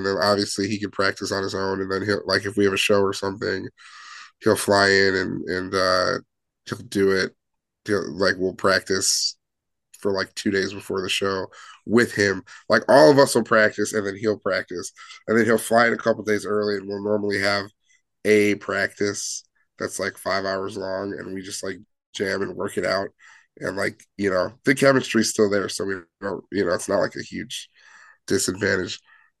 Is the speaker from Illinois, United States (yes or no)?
yes; Chicago, Illinois, United States; I mean, yeah, we're all from Chicago or the Chicagoland area.